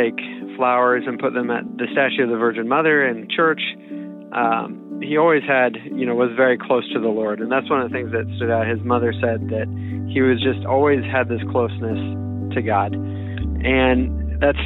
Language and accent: English; Wichita, Kansas, United States; I grew up here in Wichita, and we say Capon